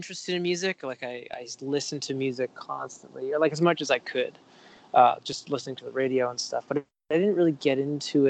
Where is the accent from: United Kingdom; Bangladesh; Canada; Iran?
Canada; Vancouver, British Columbia; I grew up in Vancouver. Yeah, just on the west side of Vancouver. And aside from a year that I spent in Europe, I've lived here my whole life